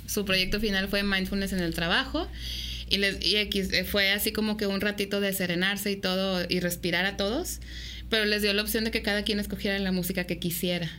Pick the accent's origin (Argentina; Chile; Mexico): Mexico; como mexicanos